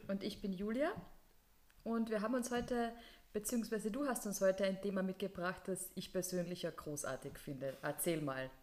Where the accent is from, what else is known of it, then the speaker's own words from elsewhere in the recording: Carinthia, Austria; now in Vienna, Austria; als Kärntnerin